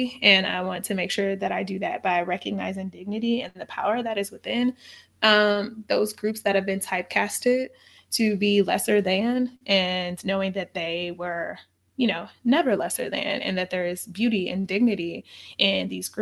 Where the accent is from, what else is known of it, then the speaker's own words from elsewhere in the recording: St. Louis, Missouri, United States; I'm from St. Louis, and St. Louis is a place where there is segregation.